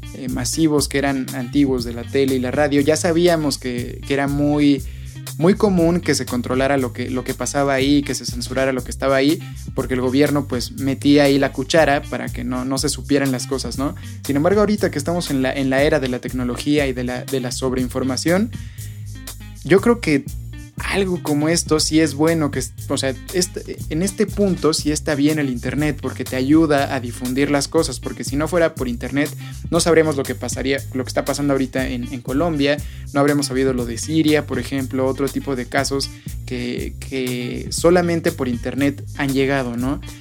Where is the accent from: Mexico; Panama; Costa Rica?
Mexico